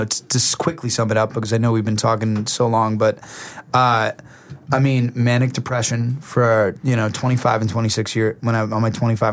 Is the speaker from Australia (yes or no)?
no; New Jersey, United States; moved away as an adult; also born or lived in Nashville / Arizona; I'm from Jersey